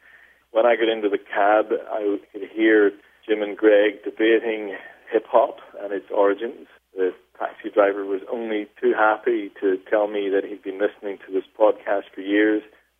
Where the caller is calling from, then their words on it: Sydney, New South Wales, Australia; I'm calling from Sydney, Australia.